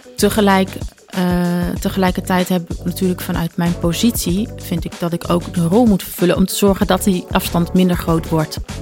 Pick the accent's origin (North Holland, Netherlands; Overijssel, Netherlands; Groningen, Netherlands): Groningen, Netherlands; also born or lived in Belgium / Wageningen; ik ben in België geboren, uit een Congolese vader en een Nederlandse moeder. Eh, maar eigenlijk al eh, sinds dat ik één jaar ben, ben ik eh, nou ja, in en rond de stad Groningen opgegroeid.